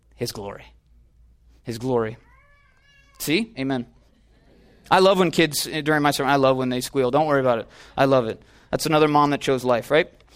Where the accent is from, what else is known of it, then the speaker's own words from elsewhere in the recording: Illinois, United States; now in Los Angeles, United States; I'm from Illinois